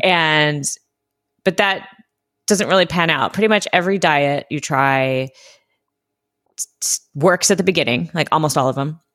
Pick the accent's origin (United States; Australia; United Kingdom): United States; Southern California; I grew up in Southern California in the eighties and nineties